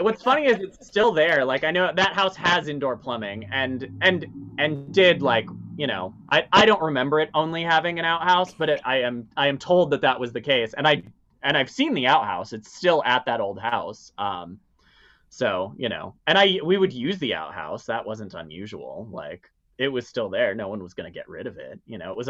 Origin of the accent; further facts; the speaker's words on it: Illinois, United States; born there; also born or lived in Wisconsin / Iowa / Minnesota; I was born in Illinois and then I moved around a whole bunch. I lived in a bunch of small towns in Wisconsin and Iowa and then eventually Wisconsin again and then landed in Minnesota.